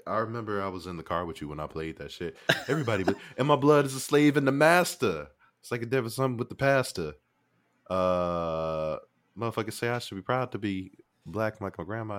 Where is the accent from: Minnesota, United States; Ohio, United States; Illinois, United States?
Illinois, United States; Chicago; I'm from Chicago